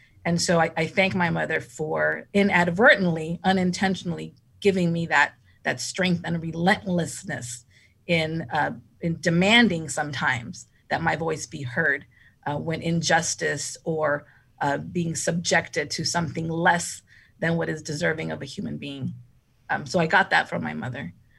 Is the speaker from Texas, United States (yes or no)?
yes; Aldine, Texas, United States; So I grew up here in Aldine from kindergarten through 12th grade.